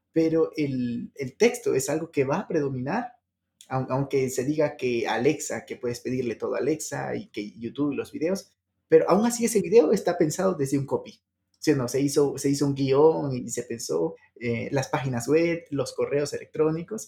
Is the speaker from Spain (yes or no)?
no; Ecuador; now in Mexico; él es del mismo país que yo, Ecuador, y yo estoy en México.